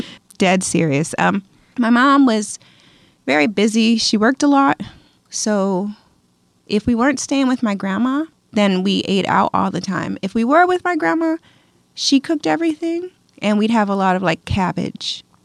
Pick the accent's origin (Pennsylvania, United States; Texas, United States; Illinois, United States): Pennsylvania, United States; Philadelphia; also born or lived in Hawaii / Albuquerque, New Mexico / Roswell, New Mexico / Gallup, New Mexico; so I was born in Hawaii, and we bounced around to like North Fork for a little bit, but I was raised mainly in Philadelphia, Pennsylvania.